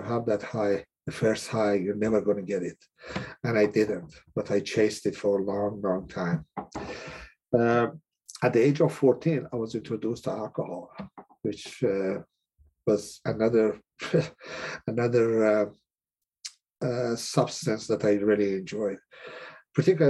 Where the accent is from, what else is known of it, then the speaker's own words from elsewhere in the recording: Iran; moved away as an adult; also born or lived in Cleveland, Ohio; now in United States; I'm originally from Iran. I came to the States in 1978